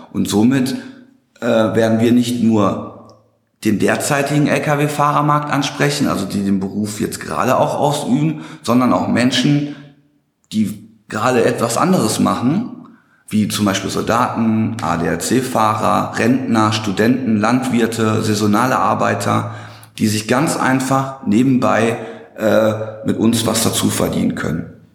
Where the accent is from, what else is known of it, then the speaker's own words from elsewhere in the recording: Hagen, North Rhine-Westphalia, Germany; now in Dortmund, Germany; komme aus Dortmund. Gebürtig komme ich aus Hagen-Limburg, äh, falls jemand das Nest kennt